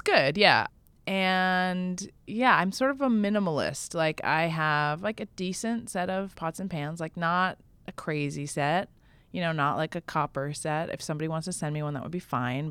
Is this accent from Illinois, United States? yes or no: no; Vermont, United States; in my hometown in Vermont